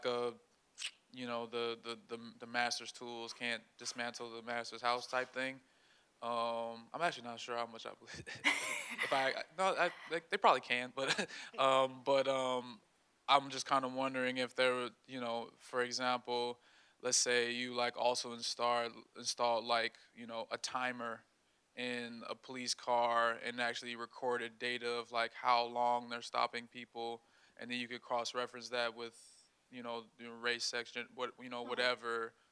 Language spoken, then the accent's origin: English; Chicago, Illinois, United States; I'm from Chicago